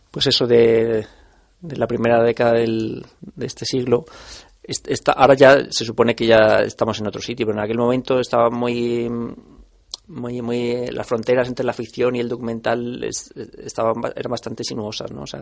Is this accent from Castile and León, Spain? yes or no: yes; Salamanca, Castile and León, Spain; yo soy de Salamanca y, y de pequeño siempre, pasaba el Sud Express por allí, que es un tren que va desde Lisboa hasta París